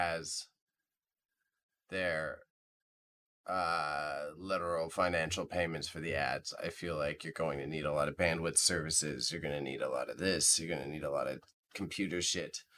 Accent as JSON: {"language": "English", "country": "Canada", "said": "we're Canadian."}